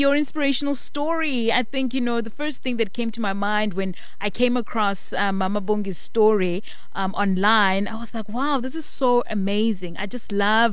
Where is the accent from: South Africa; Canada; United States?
South Africa; as South African women